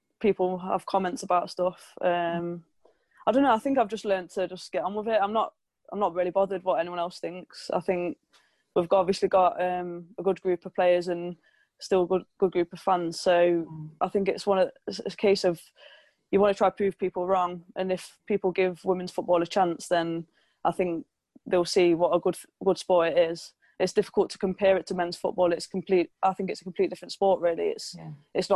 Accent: Nottingham, East Midlands, United Kingdom; also born or lived in Doncaster; it's my hometown club

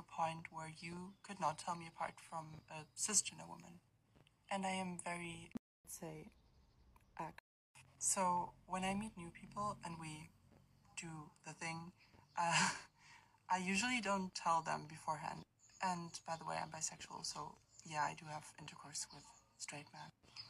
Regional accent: Berlin, Germany; I'm 20 years old, I'm from Berlin, and I am a transgender woman.

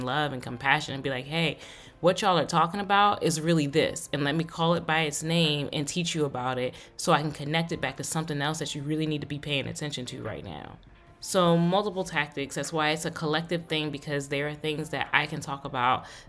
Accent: United States

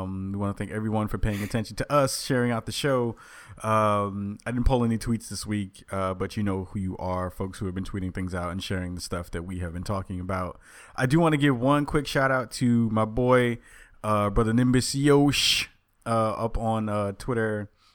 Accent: New York, United States; moved away as an adult; now in Portland, United States; I'm from New York

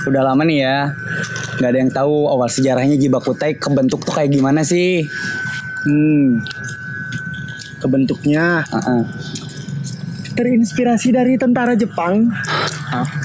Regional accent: Bandung, West Java, Indonesia; also born or lived in Tasikmalaya; Lahir di Tasik, besarnya di Bandung.

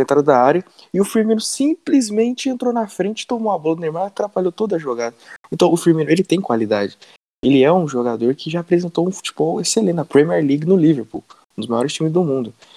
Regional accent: Brazil; eu, como brasileiro

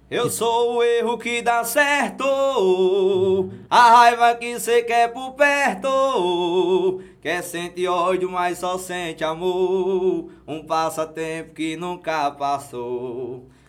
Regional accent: Delmiro Gouveia, Alagoas, Brazil; Sou é daqui de Delmiro.

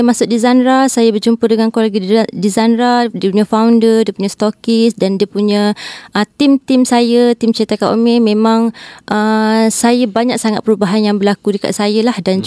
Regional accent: Batang Kali, Selangor, Malaysia; saya daripada Batang Kali

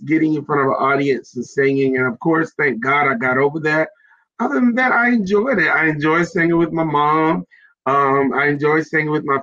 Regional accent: South Carolina, United States; I am from South Carolina. I'm a Carolina guy, and I'm so excited to be from South Carolina

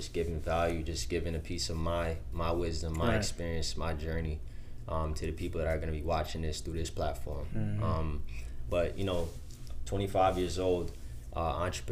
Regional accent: Long Island, New York, United States; also born or lived in Queens, New York / Jamaica; born in Queens, raised in Long Island, New York. And I lived in Jamaica for 5 years

